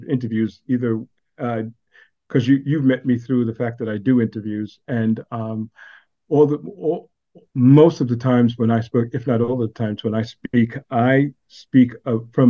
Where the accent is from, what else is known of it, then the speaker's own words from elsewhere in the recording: New York City, New York, United States; now in Austin, United States; I'm from Brooklyn and now I live in Austin, Texas